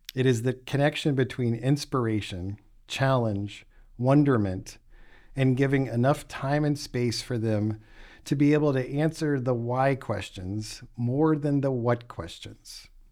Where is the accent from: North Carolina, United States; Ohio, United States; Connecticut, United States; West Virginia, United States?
West Virginia, United States; moved away as an adult; also born or lived in Boston / Arizona / Florida / Memphis; I grew up in West Virginia